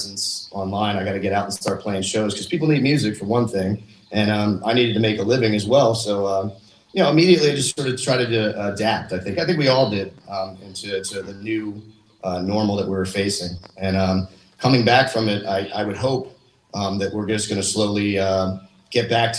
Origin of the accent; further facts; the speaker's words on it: Doylestown, Pennsylvania, United States; I grew up in Doylestown, Pennsylvania